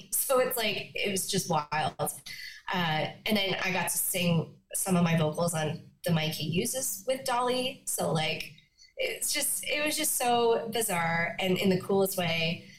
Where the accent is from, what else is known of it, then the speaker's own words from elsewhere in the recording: Yellowknife, Northwest Territories, Canada; born there; I was born in Yellowknife. I was born in Yellowknife and screeched in.